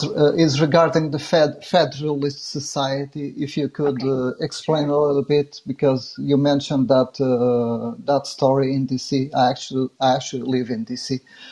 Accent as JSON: {"language": "English", "country": "Portugal", "said": "I'm actually from Portugal"}